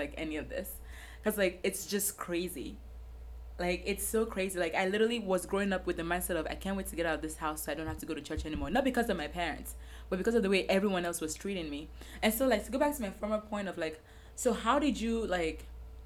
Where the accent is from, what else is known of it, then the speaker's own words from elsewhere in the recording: Nigeria; moved away; growing up in Nigeria with mommy